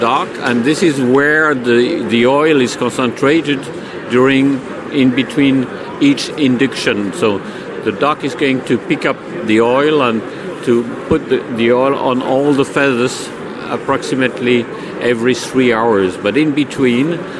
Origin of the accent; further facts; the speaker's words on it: Switzerland; I'm from Switzerland.